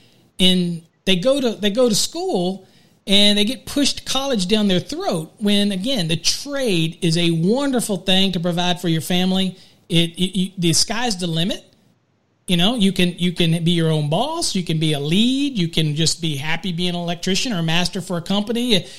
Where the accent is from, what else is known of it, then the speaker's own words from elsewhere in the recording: Virginia, United States; moved away; I grew up in Virginia and did a lot of work in Virginia and did a lot of teaching code in Maryland and in D.C. area and all that stuff. So very familiar. All of my family's still back on the East Coast in Virginia.